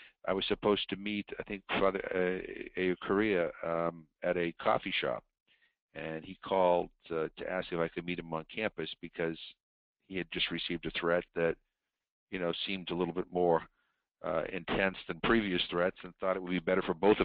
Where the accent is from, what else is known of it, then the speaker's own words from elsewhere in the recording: United States; as an American